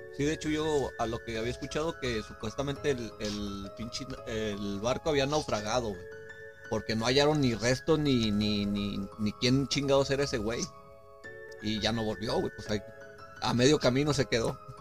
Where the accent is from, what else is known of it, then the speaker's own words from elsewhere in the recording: Nayarit, Mexico; tenemos historia aquí en Nayarit